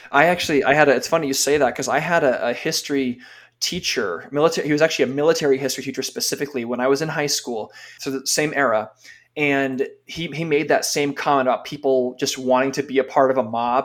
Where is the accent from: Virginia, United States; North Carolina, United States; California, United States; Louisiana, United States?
California, United States; I grew up in California